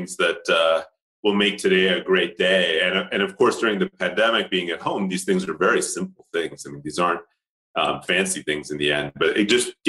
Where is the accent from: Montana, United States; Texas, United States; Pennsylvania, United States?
Pennsylvania, United States; Pittsburgh; first language Tamil; English is a second language; moved away as an adult; now in Switzerland; My parents started a temple in Pittsburgh. And so we were very closely tied to the Indian community there. I learned Tamil before I learned English from my grandmother.